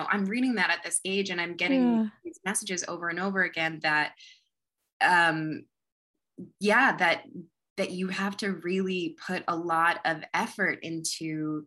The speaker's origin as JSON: {"language": "English", "country": "United States", "tie": "born or raised there", "lives_now": "Los Angeles, United States", "said": "growing up in America"}